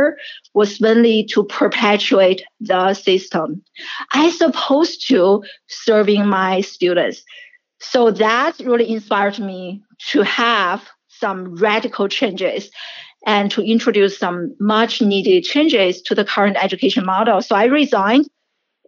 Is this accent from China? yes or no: yes; China; English is a second language; moved away as an adult; also born or lived in Syracuse, United States; now in United States; I'm a first generation immigrant, and I grew up in China, and I came to the United States in my early 20s